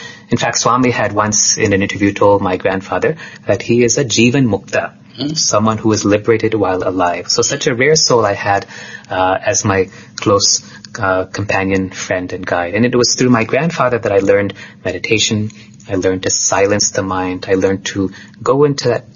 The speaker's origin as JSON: {"language": "English", "region": "California", "country": "United States", "tie": "born or raised there", "said": "Although I was growing up in the United States in California, there was a lot of spiritual activity around me"}